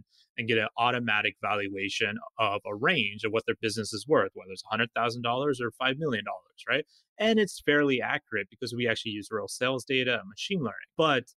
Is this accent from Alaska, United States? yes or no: yes; Alaska, United States; I'm from Alaska, you know, wide open spaces.